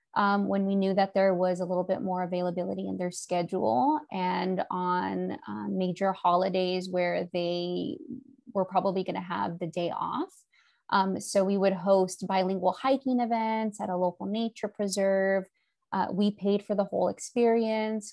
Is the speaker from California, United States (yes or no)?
yes; Southern California, United States; now in Monterey, United States; I'm in California and I grew up in Southern California